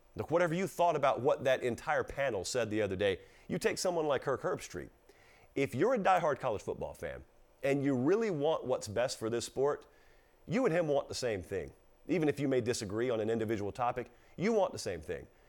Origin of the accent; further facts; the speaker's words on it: the South, United States; I come from the South, okay? And I come from the sixty-five corridor and the seventy-five corridor. There are a lot of small towns in South Georgia and South Alabama